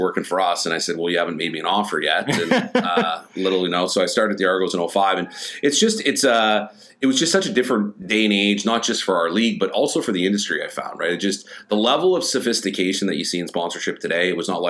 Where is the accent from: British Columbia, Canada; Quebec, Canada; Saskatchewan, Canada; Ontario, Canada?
Ontario, Canada; Hamilton; moved away as an adult; it was in my hometown